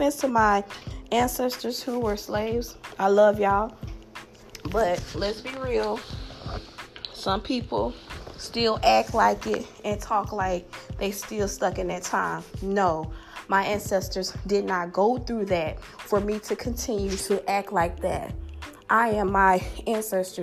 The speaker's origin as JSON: {"language": "English", "region": "the South", "country": "United States", "accent": "southern", "said": "my southern accent"}